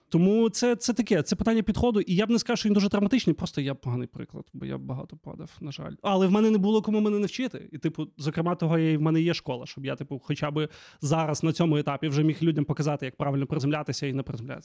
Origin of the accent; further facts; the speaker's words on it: Lviv, Lviv Oblast, Ukraine; я взагалі виріс на Левандівці, тут на район такий собі